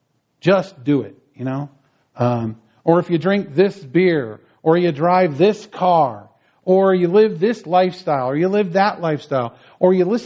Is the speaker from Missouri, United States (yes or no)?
no; northwestern New Jersey, United States; moved away; When I was a kid growing up in New Jersey, I grew up in northwestern New Jersey